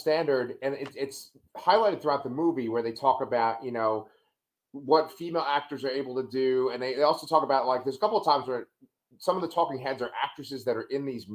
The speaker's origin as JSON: {"language": "English", "town": "New York City", "region": "New York", "country": "United States", "tie": "born or raised there", "said": "when I was a little kid growing up in Staten Island"}